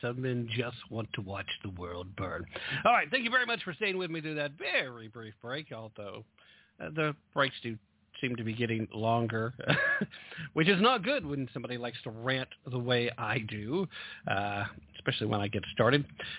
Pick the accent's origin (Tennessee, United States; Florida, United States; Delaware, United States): Tennessee, United States; my home state of Tennessee